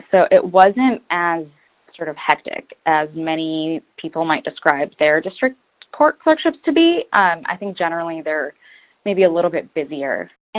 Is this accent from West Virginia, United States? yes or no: no; Detroit, Michigan, United States; also born or lived in Lebanon; I think I applied mostly in the Midwest because that's where I'm from. I immigrated from Lebanon and we eventually settled in Detroit, so I wanted to stay in the Midwest.